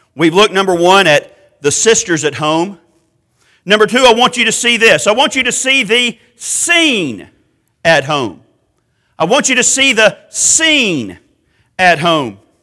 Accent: Macon, Georgia, United States; also born or lived in Cairo, Georgia / Americus, Georgia; I'm from South Georgia. I was born in Macon. I lived for a while in places like Cairo in Americas

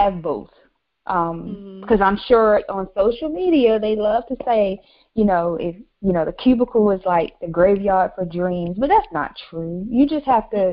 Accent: Virginia, United States; now in Raleigh, United States; So originally I'm from Virginia. I now reside in Raleigh

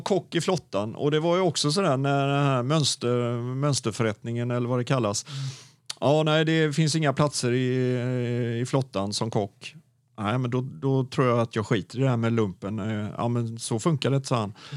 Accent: Gothenburg, Västra Götaland, Sweden; also born or lived in Mölndal / Onsala / Stenkullen; jag är ju född i Göteborg och har aldrig egentligen gjort något annat än att ha hållit mig i Göteborg.

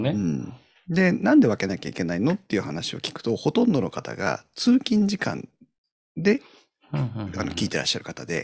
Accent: Tohoku, Japan; 私も、ね、うん、東北ですけど、うん、あの、基本的には標準語のつもりで話してます。

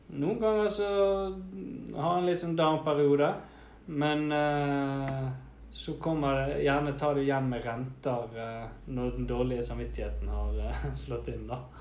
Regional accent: Bergen, Vestland, Norway; vi er jo fra Bergen

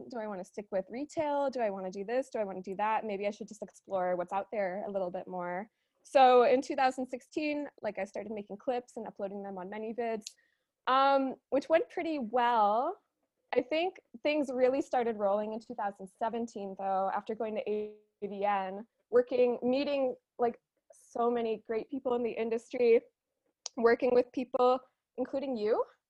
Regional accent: Chicago, Illinois, United States; I am from Chicago. Yeah, I usually don't talk about that, but I feel, I'm from Chicago.

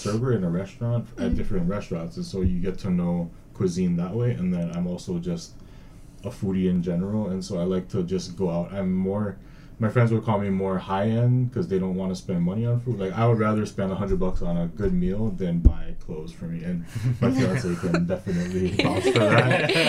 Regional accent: Hawaii, United States; now in Oregon, United States; stuff that I grew up eating in Hawaii.

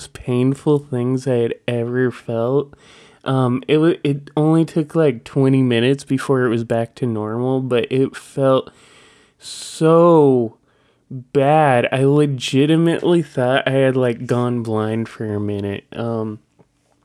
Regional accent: Washington, United States; my home state

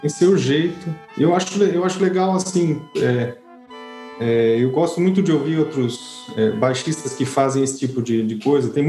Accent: Brazil; moved away as an adult

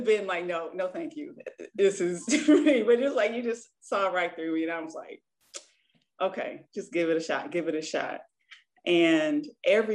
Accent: Michigan, United States; I am from Michigan

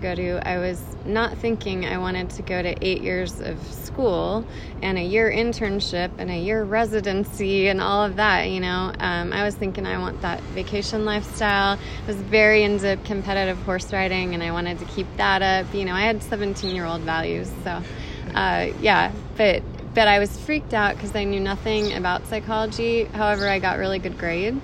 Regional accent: Carmel, California, United States; moved away as an adult; also born or lived in Prescott, Arizona; now in Scottsdale, United States; I'm from California

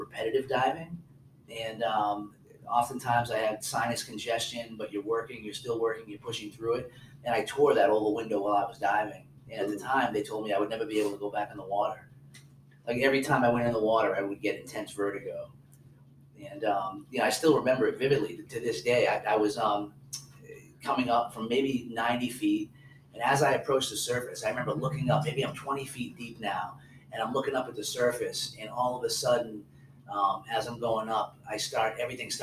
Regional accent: New Hampshire, United States; moved away; I grew up near the Atlantic Ocean in New Hampshire

